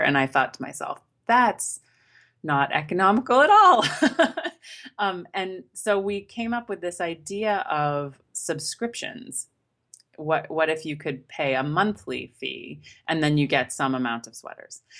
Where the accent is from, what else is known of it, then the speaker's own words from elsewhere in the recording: Maine, United States; now in Boston, United States; I grew up in Maine, which is quite cold